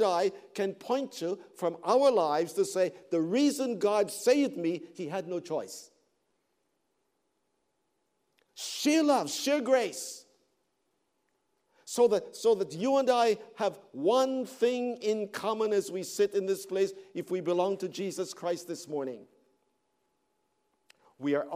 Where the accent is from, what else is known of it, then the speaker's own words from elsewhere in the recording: Canada; now in United States; I'm a Canadian